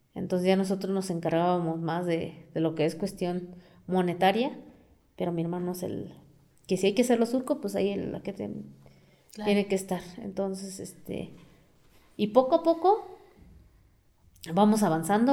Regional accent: Amealco, Querétaro, Mexico; first language Otomi; Spanish is a second language; tanto como de mi pueblo, tanto como de la ciudad

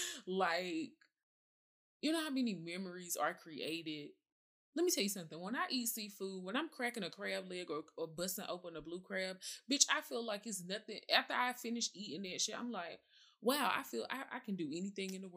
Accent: the South, United States; I'm from the South, so it's certain foods my mama like to cook.

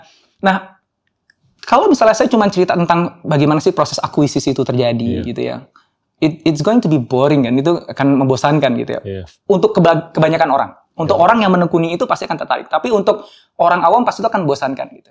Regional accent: Jakarta, Indonesia; also born or lived in Solo / Yogyakarta; Saya lahir di Solo. Um, um, tapi hanya enam bulan. Setelah itu saya pindah ke Jogja. Ibu saya orang Solo, bapak saya orang Jogja. Saya tinggal hanya sampai umur satu tahun di Jogja, kemudian saya um, besar di Jakarta

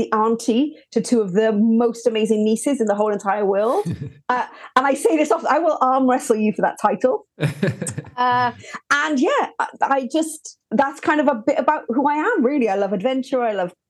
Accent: Welsh, Wales, United Kingdom; now in Birmingham, United Kingdom; I'm Welsh, but I live in the great, great city of Birmingham

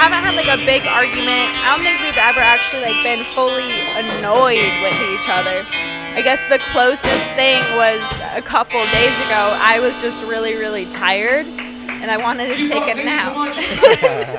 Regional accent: Denver, Colorado, United States; now in Atlanta, United States; I'm originally from Denver

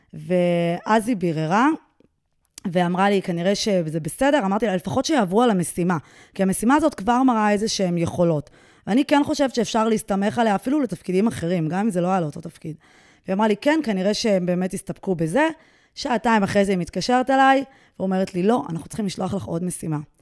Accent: Israel; אני בעצם כותבת באנגלית, אבל אני ישראלית

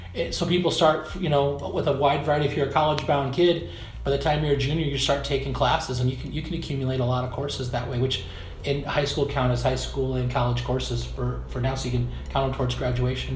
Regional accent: Dubuque, Iowa, United States; also born or lived in Arizona; I'm originally from Dubuque, Iowa. Um, I grew up in Dubuque

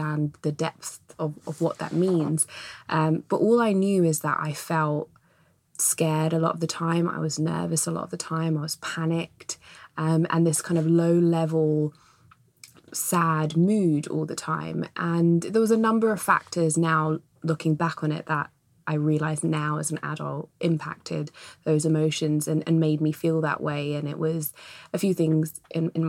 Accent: London, United Kingdom; now in West London, United Kingdom; I was born and raised in East London, in Ilford, Redbridge, around those areas of East

